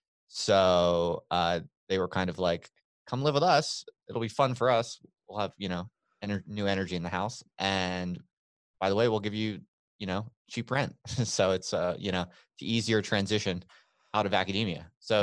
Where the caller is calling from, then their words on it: Albuquerque, New Mexico, United States; I am in Albuquerque, New Mexico.